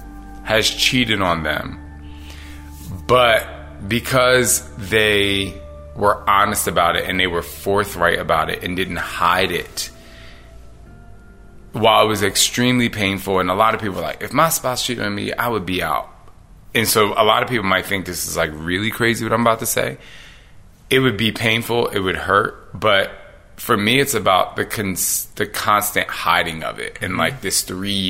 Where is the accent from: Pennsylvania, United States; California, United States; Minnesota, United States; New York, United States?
Pennsylvania, United States; Philadelphia; growing up in Philly